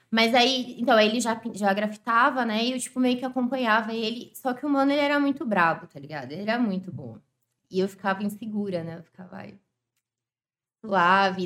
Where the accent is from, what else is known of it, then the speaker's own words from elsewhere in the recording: São Paulo, Brazil; moved away; also born or lived in Zona Leste, São Paulo; eu nasci em Ribeirão, fui criada lá